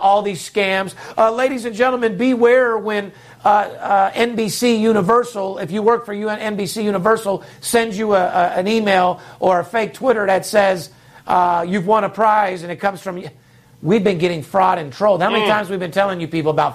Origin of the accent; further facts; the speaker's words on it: Las Vegas, Nevada, United States; third generation, born and raised in Las Vegas